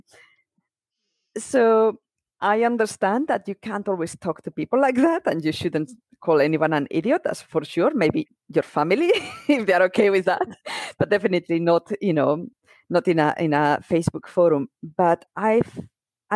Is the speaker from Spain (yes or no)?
yes; Spain; moved away as an adult; now in United Kingdom; I am from Spain. I grew up in Spain. I've been in the UK for 20 years now.